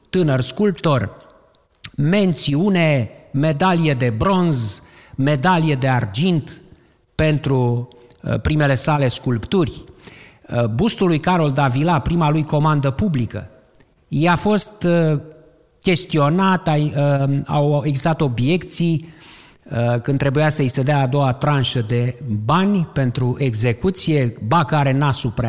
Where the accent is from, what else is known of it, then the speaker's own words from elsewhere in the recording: Romania; Pentru că suntem români și Constantin Brâncuș a fost și el român și este?